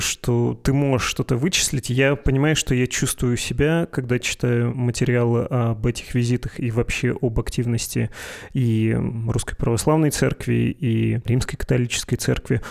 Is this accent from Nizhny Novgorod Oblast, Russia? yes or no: no; Perm Krai, Russia; у меня на родине, в моем регионе есть э, «Один раз услышишь, не забудешь» путинское и беспоповское согласие, потому что там село Путина